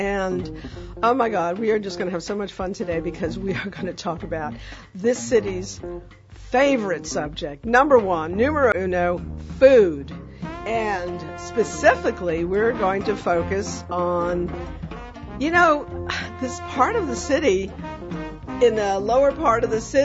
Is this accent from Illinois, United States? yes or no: no; New York City, New York, United States; now in New Orleans, United States; I was raised in the Bronx